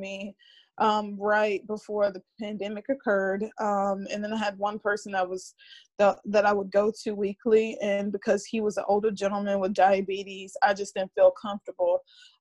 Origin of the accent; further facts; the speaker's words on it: Mobile, Alabama, United States; moved away as an adult; now in Los Angeles, United States; I am originally from Mobile, Alabama, and now I currently reside in Los Angeles, California.